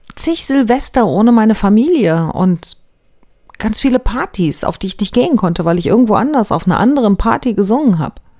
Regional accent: Germany; bei uns in Deutschland

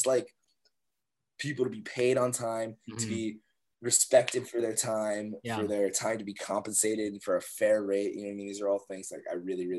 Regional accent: Northern Virginia, United States; I'm from Virginia, right? Grew up in Northern Virginia, grew up on like a couple acres of land, like super country

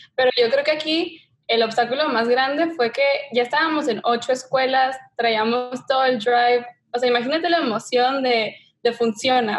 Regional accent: Tijuana, Baja California, Mexico; moved away as an adult; now in Los Angeles, United States; soy mexicana de Tijuana y me mudé a Los Ángeles hace ya siete años para la universidad

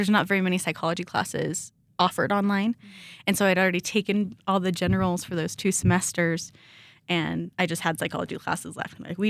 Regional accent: Sedalia, Missouri, United States; moved away as an adult; now in Rexburg, United States; I grew up in Missouri.

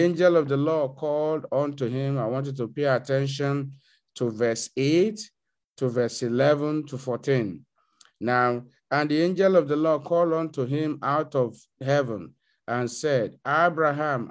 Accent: Canada; I'm a Canadian

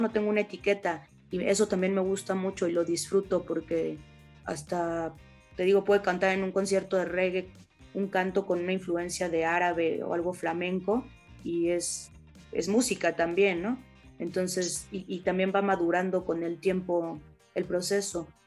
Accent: Mexico; con nuestra cultura mexicana

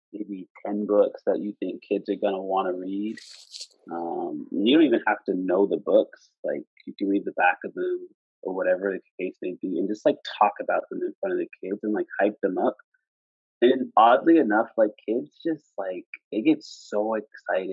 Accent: Preston, Nova Scotia, Canada; I'm from Preston, Nova Scotia

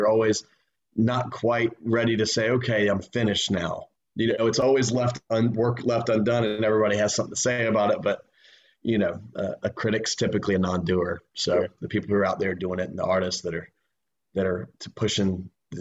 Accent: Wilmington, United States; also born or lived in Plant City, Florida; I've born spent most of my time in Wilmington

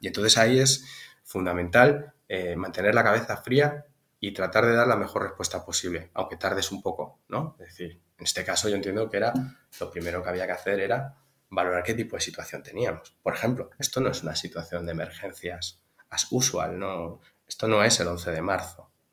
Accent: Tarragona, Catalonia, Spain; moved away as an adult; also born or lived in Santiago de Compostela; now in Zaragoza, Spain; yo soy catalán, natural de Tarragona

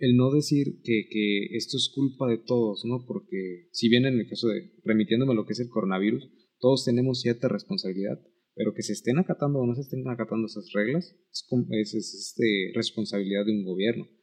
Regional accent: Mexico; como mexicanos

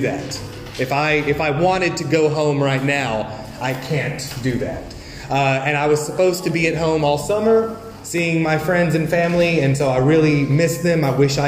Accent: United States; moved away as an adult; now in Vietnam; I am from the United States

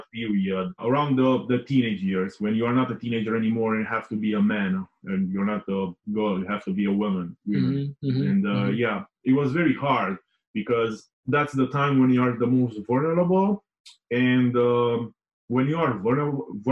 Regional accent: Romania; I was born in Romania, as you know. I was born in a small town. And yeah, I had like a normal childhood

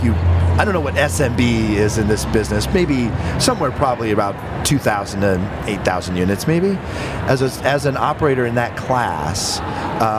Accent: Burlington, Iowa, United States; moved away; As an Iowan, as a former Iowan, I grew up in Burlington, Iowa

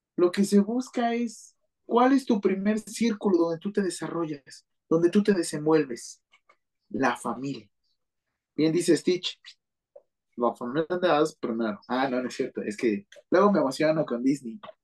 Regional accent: Mexico City, Mexico; yo soy de la Ciudad de México

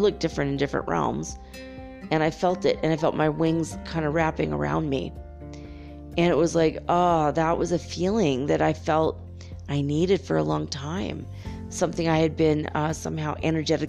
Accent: Los Angeles, California, United States; moved away; also born or lived in San Francisco / Detroit; Los Angeles, which I will look forward to because that's my hometown, baby, and I miss

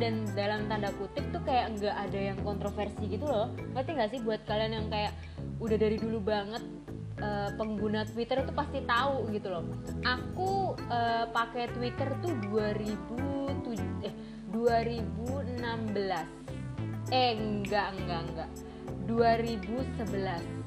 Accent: Surabaya, East Java, Indonesia; gue adalah orang Surabaya

